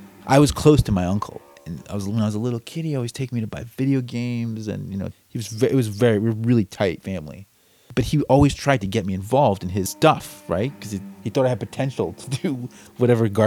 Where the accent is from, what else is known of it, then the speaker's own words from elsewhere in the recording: United States; I was born in the United States